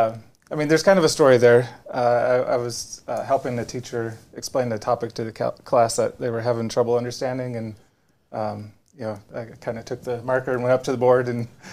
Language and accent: English; Minnesota, United States; moved away; I grew up in Minnesota